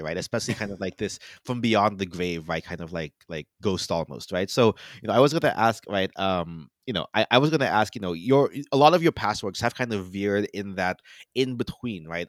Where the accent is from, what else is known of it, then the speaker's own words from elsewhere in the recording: Florida, United States; moved away; I'm from Florida, right, so I always go back to my parents for Florida